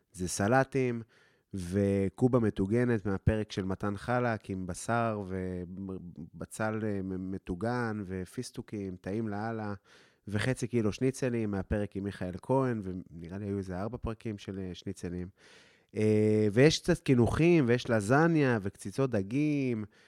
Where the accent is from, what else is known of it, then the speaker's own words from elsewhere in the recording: Afula, Northern District, Israel; also born or lived in London, United Kingdom / India; אני מעפולה